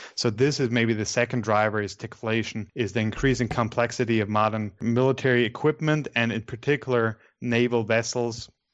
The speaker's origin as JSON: {"language": "English", "town": "Graz", "region": "Styria", "country": "Austria", "tie": "born or raised there", "second_language": "English", "said": "I'm in Graz, in my hometown"}